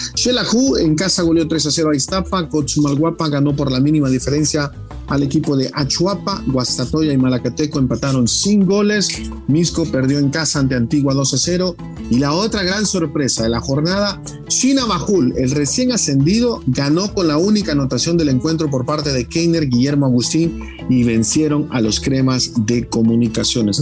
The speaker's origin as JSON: {"language": "Spanish", "country": "El Salvador", "said": "como salvadoreño y como aficionado"}